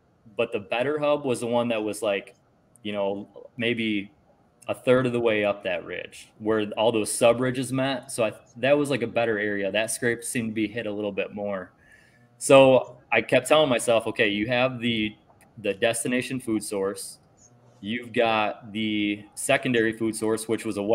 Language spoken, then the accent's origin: English; New York, United States; now in Ohio, United States; I'm from New York. I'm in Ohio now.